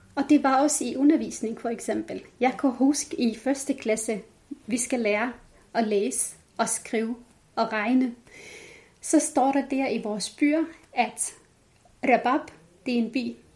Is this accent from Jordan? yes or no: yes; Jordan; Danish is a second language; moved away as an adult; now in Denmark; Så jeg er født opvokset op i Jordan.